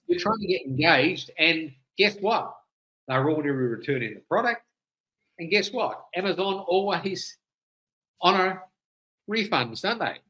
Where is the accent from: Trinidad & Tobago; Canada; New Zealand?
New Zealand; now in United States; I'm originally a Kiwi, but I left there many many years ago